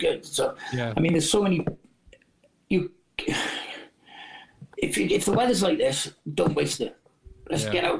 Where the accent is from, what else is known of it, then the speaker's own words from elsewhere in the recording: Wales, United Kingdom; our country, Wales